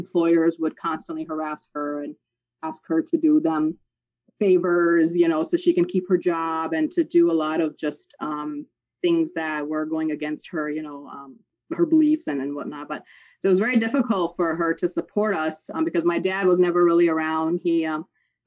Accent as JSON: {"language": "English", "country": "Pakistan", "tie": "born or raised there", "moved": "yes", "said": "I was born overseas in Pakistan"}